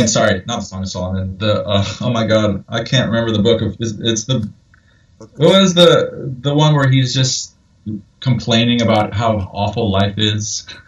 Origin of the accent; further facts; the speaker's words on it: Ireland; Like, I'm an Irish person, and this I can tell you for a fact, this is not how it is to be Irish.